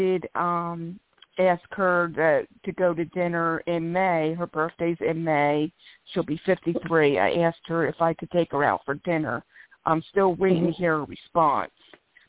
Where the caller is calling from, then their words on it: Philadelphia, Pennsylvania, United States; I'm calling in from Philadelphia, PA.